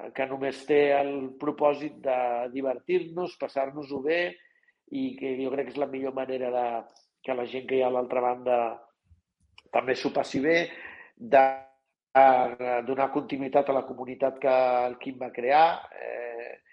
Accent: Catalonia, Spain; nosaltres som catalans i ens comuniquem en català

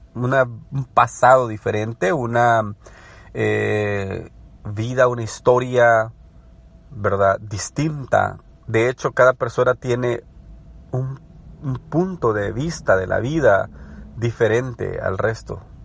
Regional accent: El Salvador; moved away as an adult; now in United States; me crié en El Salvador, estudié en El Salvador, desarrollé una carrera en El Salvador. Luego me mudé a Estados Unidos

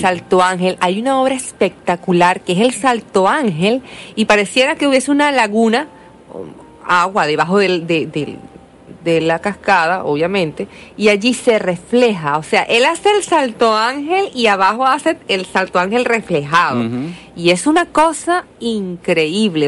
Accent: Venezuela; esto está en mi país

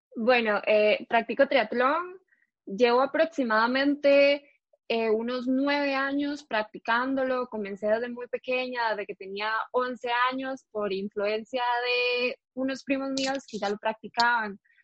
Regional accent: San Miguel de Desamparados, San José, Costa Rica; yo nací en San Miguel de Desamparados, toda la vida he sido de acá, aquí me crié.

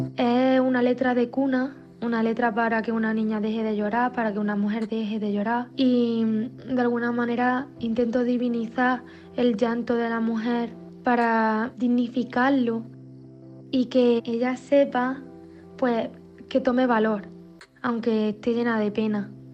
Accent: Pozoblanco, Andalusia, Spain; moved away as an adult; also born or lived in Barcelona; soy de Pozo Blanco y que la patrona de mi pueblo es la Virgen de Luna

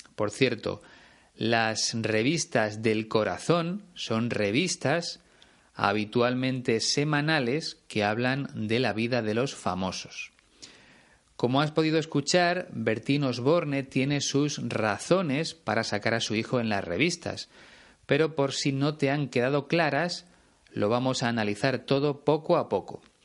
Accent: Spain; en mi país hay mucho más que playas

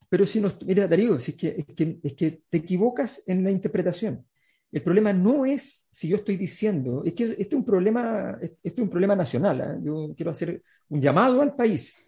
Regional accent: Chile

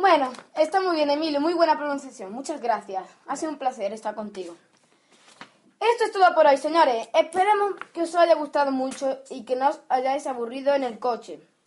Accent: Spain; Somos españoles

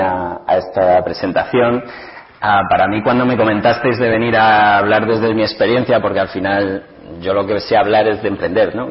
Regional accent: Ciudad Real, Castilla-La Mancha, Spain; yo nací en Ciudad Real en el año 75

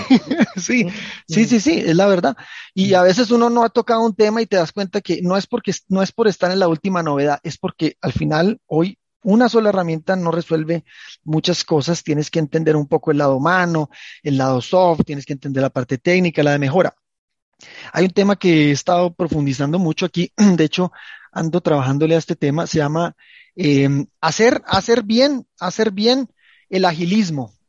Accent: Manizales, Caldas, Colombia; yo nací en Manizales, es una, es una zona del eje cafetero colombiano.

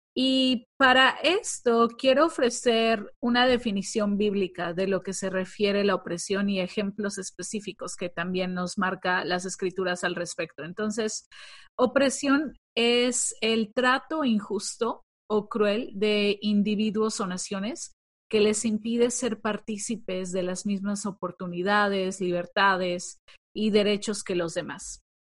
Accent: Mexico; nosotras que somos de México

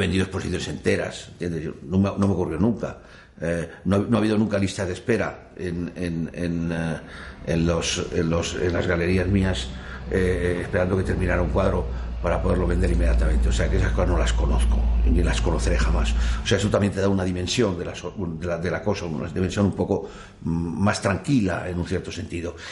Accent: Madrid, Community of Madrid, Spain; moved away as an adult; also born or lived in France; tengo la desgracia de haber nacido en Madrid

